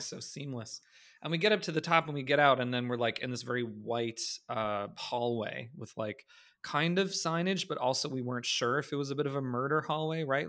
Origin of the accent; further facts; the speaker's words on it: Canada; As a Canadian